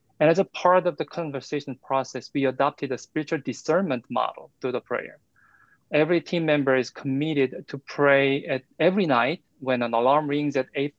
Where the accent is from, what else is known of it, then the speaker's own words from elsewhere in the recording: South Korea; English is a second language; now in United States; as my first name can tell, and as my pronunciation can tell, I'm from South Korea